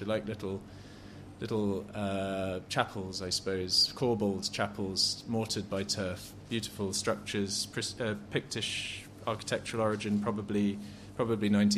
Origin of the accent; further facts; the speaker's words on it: England, United Kingdom; Being very English